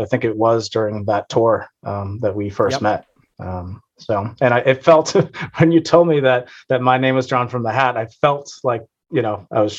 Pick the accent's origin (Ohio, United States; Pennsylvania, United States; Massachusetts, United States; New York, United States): Massachusetts, United States; Boston; I am from the Boston area.